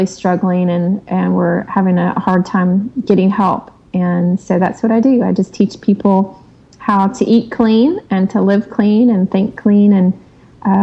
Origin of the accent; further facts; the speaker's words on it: the South, United States; I grew up in the South with the traditional Southern meals